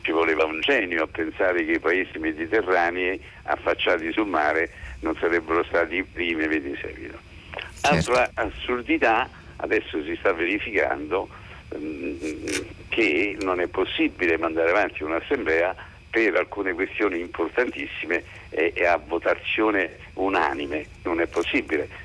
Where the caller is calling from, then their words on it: Rome, Lazio, Italy; chiamo da Roma